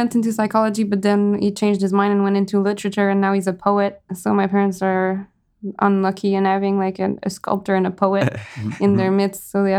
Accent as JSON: {"language": "English", "town": "Rivière-du-Loup", "region": "Quebec", "country": "Canada", "tie": "born or raised there", "said": "I grew up in Kamouraska, in Rivière-du-Loup. For people who don't know, that's just before Gaspésie."}